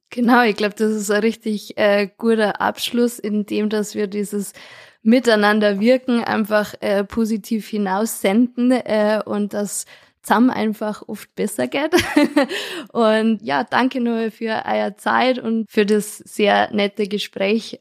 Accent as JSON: {"language": "German", "town": "Lenggries", "region": "Bavaria", "country": "Germany", "tie": "born or raised there", "lives_now": "Bad Tölz, Germany", "said": "als äh, gebürtige Lengrieserin und jetzt Bad Tölzer Bürgerin"}